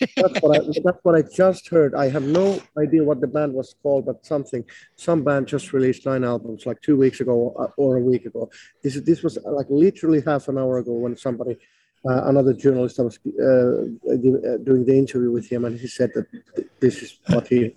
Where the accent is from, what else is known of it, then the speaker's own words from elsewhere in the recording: Finland; first language Finnish; English is a second language; not a native English speaking person, you know, my mother tongue was just Finnish